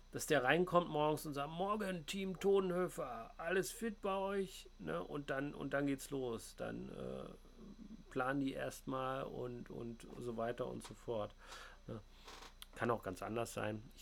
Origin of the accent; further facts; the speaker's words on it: East Germany, Germany; Ähm, ja, ich komme halt aus dem Osten, ne?